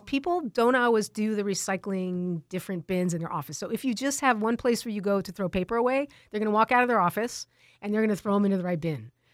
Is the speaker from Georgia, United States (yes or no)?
no; Tucson, Arizona, United States; also born or lived in California; I grew up in Tucson. Um, I've lived here, uh, almost my, my whole life